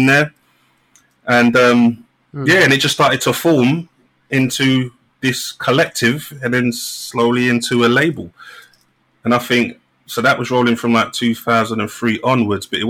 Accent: London, United Kingdom; I'm from Hackney originally, from like North One near Dalston and Kingsland Road

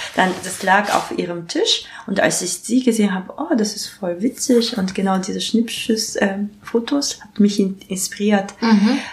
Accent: Japan; German is a second language; moved away as an adult; now in Berlin, Germany; ich komme aus Japan. Und seit 2006 lebe ich und arbeite ich in Berlin

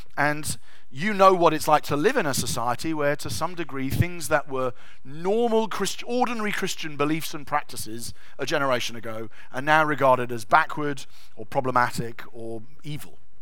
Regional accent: England, United Kingdom; we're English

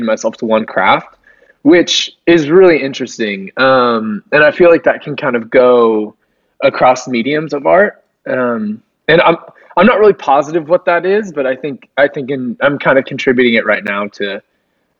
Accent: Fort Worth, Texas, United States; now in Dallas, United States; I grew up in Fort Worth, Texas

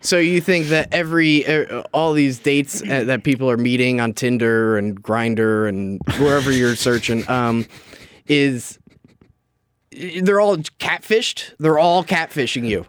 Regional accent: New Jersey, United States; I was from North Jersey

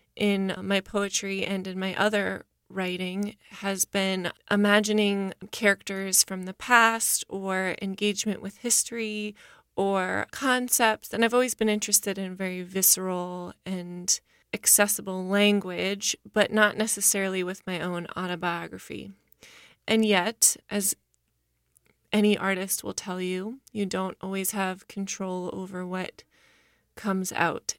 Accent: Portland, Maine, United States; moved away as an adult; now in New Orleans, United States; I'm originally from Portland, Maine. I've been living in New Orleans for seven years

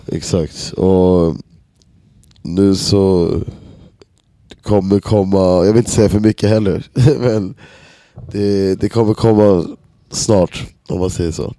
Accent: Stockholm, Stockholm County, Sweden; moved away as an adult; now in Berlin, Germany; jag kommer från Enskededalen liksom i Stockholm och många av mina polare som man är uppväxt med

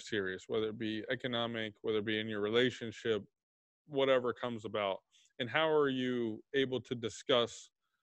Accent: Texas, United States; now in Chicago, United States; I'm in Chicago. I'm from Texas in the U.S.

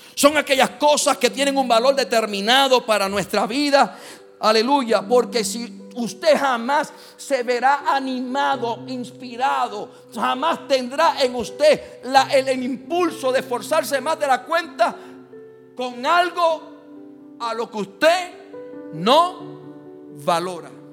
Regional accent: Puerto Rico; soy puertorriqueño de la calvita esta que está aquí hasta la planta de los pies

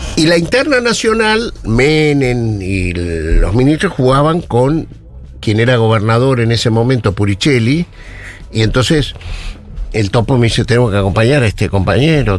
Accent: Neuquén, Argentina; Yo me crié en Neuquén

